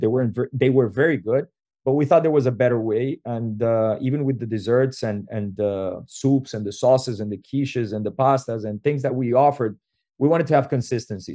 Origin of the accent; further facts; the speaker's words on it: Venezuela; moved away as an adult; we come from Venezuela originally